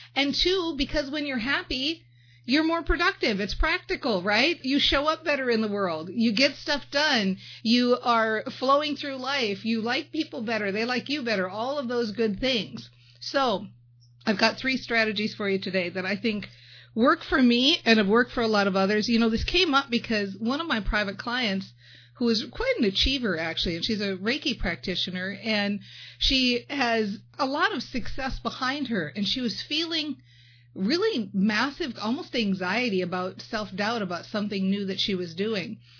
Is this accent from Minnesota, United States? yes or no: yes; Minnesota, United States; I'm from Minnesota and we got that thing where we switch up those two.